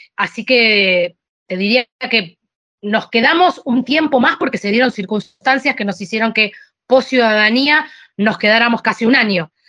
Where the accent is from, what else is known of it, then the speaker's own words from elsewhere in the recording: Argentina; moved away as an adult; also born or lived in Sicily, Italy; now in Spain; pero yo no soy italiana, le digo, yo soy argentina